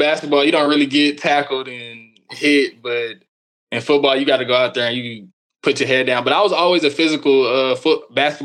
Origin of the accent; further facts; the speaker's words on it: Tulsa, Oklahoma, United States; I'm from Tulsa, Oklahoma